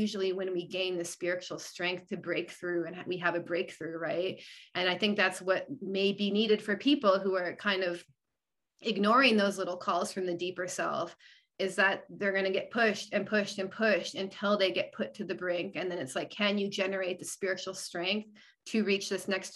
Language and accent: English; Canada; also born or lived in Arizona, United States; now in United States; because I live here now, I'm actually from Canada originally